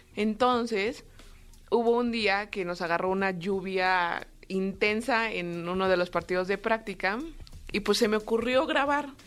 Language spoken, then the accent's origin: Spanish; Mexico City, Mexico; yo soy de aquí, de la Ciudad de México, eh, tengo 26 años, ya casi 27